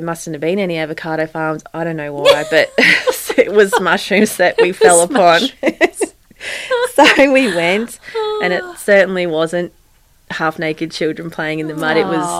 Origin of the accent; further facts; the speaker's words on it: Gympie, Queensland, Australia; born there; My parents moved while I was born in Gympie.